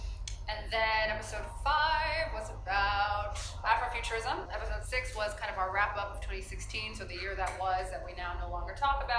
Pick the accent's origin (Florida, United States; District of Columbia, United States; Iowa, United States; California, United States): District of Columbia, United States; Washington; moved away as an adult; now in Kenya; I'm Ethiopian American, raised in the DC area, like many other Ethiopians as well.